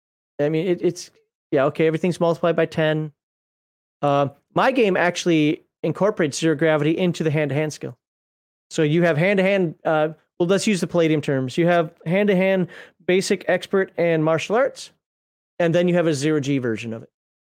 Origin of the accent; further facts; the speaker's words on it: Minnesota, United States; I used to live in Minnesota. I'm from Minnesota.